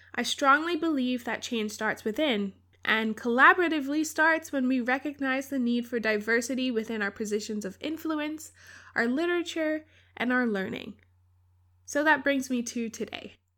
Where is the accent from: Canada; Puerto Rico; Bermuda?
Bermuda; I grew up in Bermuda, a small island in the Atlantic